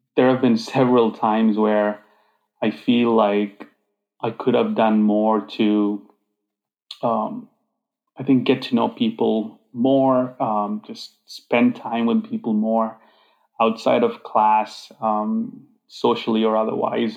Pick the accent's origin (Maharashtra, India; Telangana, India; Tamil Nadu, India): Telangana, India; Hyderabad; moved away as an adult; also born or lived in Grand Rapids, Michigan; I grew up in this uh, city called Hyderabad